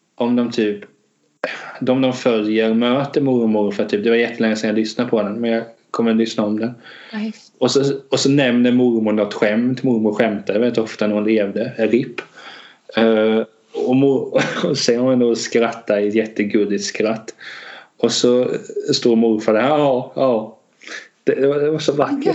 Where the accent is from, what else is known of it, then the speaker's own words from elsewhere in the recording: Hultsfred, Kalmar County, Sweden; also born or lived in Vetlanda; jag är uppväxt både i Hultsfred och Vetland